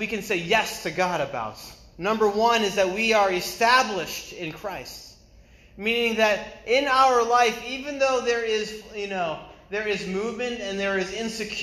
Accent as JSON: {"language": "English", "region": "New England", "country": "United States", "also_born_or_lived": "China", "moved": "as an adult", "said": "I'm from New England."}